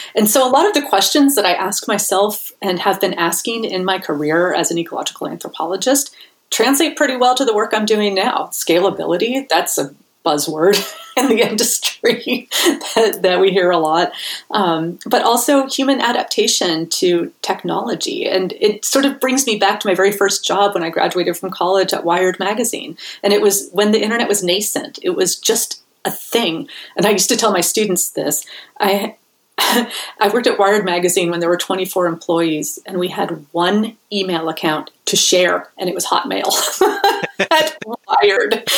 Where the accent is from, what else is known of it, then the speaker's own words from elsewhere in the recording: Bay Area, California, United States; I'm from the Bay Area originally